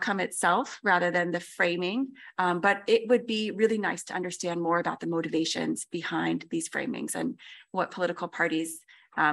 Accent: United States; I'm American

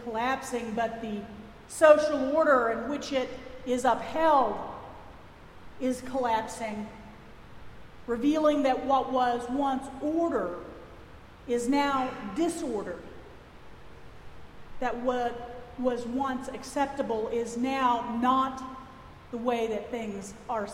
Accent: Texas, United States; accent: Texas; my Texas accent.

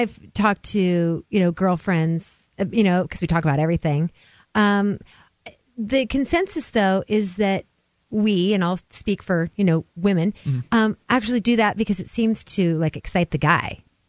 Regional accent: West Coast, United States; now in Tennessee, United States

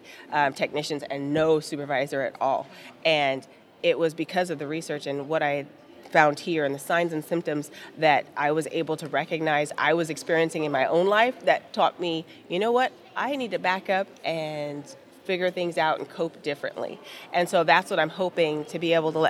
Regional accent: Southern California, United States; I'm from Southern California

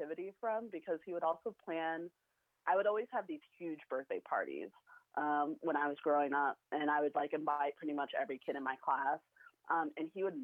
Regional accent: Waukesha, Wisconsin, United States; Waukesha, my hometown

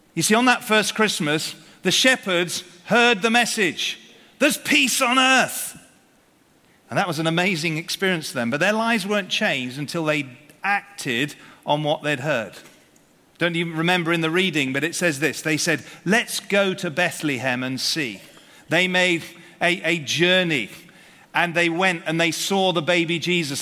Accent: United Kingdom; we're British here

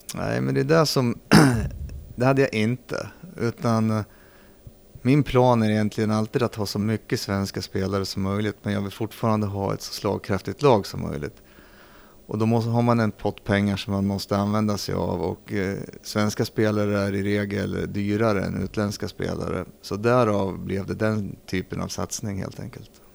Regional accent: Arboga, Västmanland, Sweden; also born or lived in Södertälje; född i Södertälje. Mm. För där spelade min pappa hockey då i gamla elitserien som det hette. Så där kom jag till världen, sen flyttade vi till Arboga. Mm. Så jag är uppvuxen i Arboga

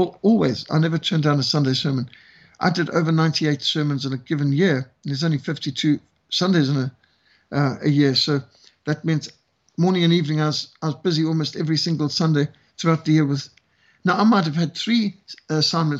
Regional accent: Zimbabwe; now in South Africa; as a white South African who was brought up in Rhodesia, I was raised in Rhodesia

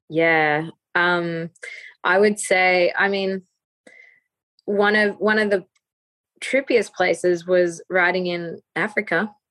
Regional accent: Australia; being Australian

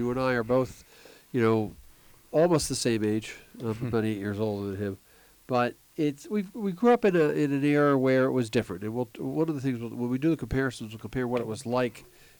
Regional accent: Reading, Pennsylvania, United States; I grew up in Reading, Pennsylvania, outside of Philadelphia, but we were Red Sox fans.

